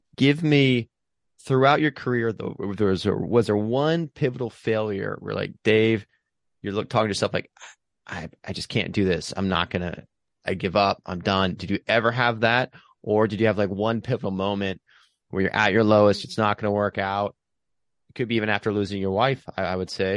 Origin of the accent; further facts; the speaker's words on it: Pennsylvania, United States; now in Hermosa Beach, United States; I'm from Pennsylvania